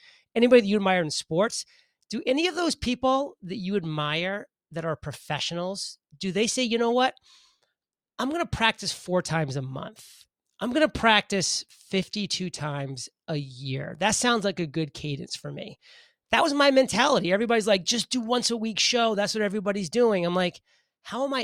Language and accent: English; Maine, United States; I'm a boy from Maine, grew up in the state of Maine.